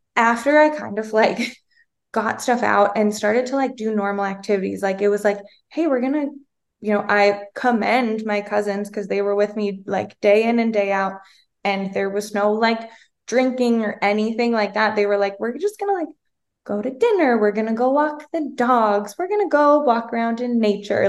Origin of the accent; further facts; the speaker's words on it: Minnesota, United States; moved away as an adult; also born or lived in Arizona; I'm originally from Minnesota